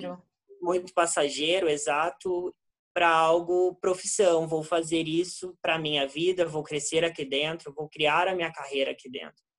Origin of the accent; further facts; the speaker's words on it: Brazil; Nós, como brasileiros